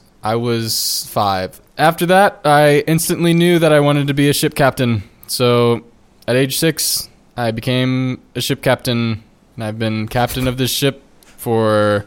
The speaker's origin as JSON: {"language": "English", "town": "Trenton", "region": "New Jersey", "country": "United States", "tie": "born there", "said": "I was born in Trenton, New Jersey."}